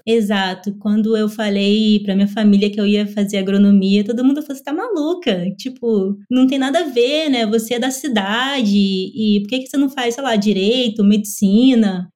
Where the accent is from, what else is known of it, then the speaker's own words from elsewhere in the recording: Belford Roxo, Rio de Janeiro, Brazil; sou natural do Rio de Janeiro, da Baixada Fluminense, Belfor Roxo.